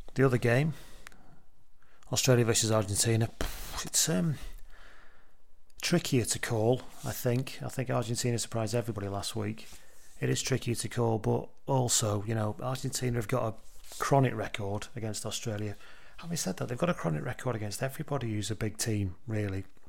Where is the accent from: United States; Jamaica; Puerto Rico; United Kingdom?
United Kingdom; England; I'm an English person